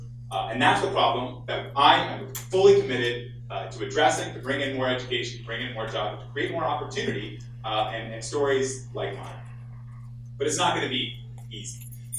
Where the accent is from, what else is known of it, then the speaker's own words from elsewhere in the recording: Turlock, California, United States; And I grew up right here in Turlock.